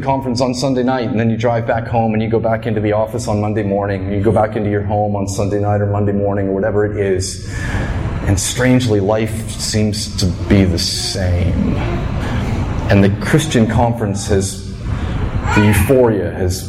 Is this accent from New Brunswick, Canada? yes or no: yes; New Brunswick, Canada; I grew up in New Brunswick